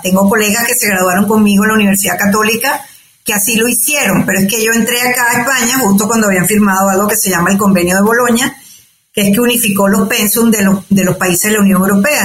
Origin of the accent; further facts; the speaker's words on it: Caracas, Capital District, Venezuela; moved away as an adult; also born or lived in Altagracia de Orituco, Guárico, Venezuela / Canada / United States; now in Madrid, Spain; nací en Venezuela, en Altagracia de Orituco, que es un pueblo en, el estado Guárico. Eh, me crié en Caracas, que me fui pequeña.